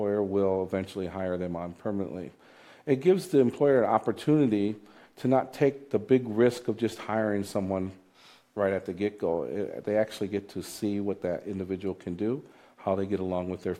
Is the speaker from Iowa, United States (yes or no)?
yes; Davenport, Iowa, United States; I'm a native of the Quad Cities, and I'm born and raised in Davenport, Iowa